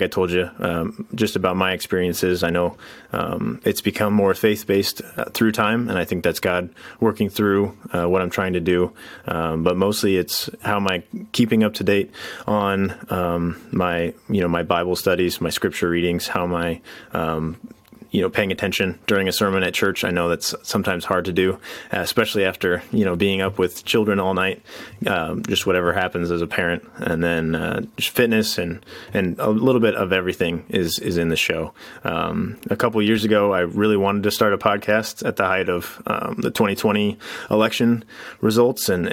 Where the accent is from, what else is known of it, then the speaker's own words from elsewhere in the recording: Iowa, United States; also born or lived in California; my wife and I moved from California back home to Iowa